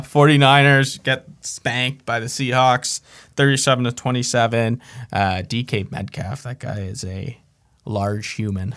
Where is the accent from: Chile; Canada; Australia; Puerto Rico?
Canada; I'm Canadian.